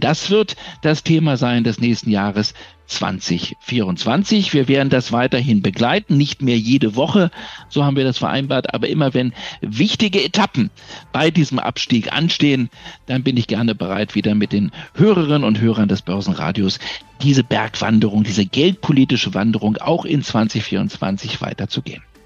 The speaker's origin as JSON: {"language": "German", "region": "Berlin", "country": "Germany", "tie": "born or raised there", "said": "durch meine Heimatstadt"}